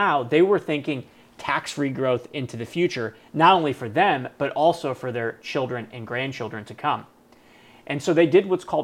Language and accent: English; Cleveland, Ohio, United States; I'm from Cleveland